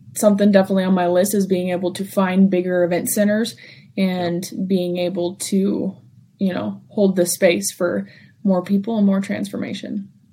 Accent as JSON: {"language": "English", "town": "Ely", "region": "Nevada", "country": "United States", "tie": "born or raised there", "said": "my hometown of Ely"}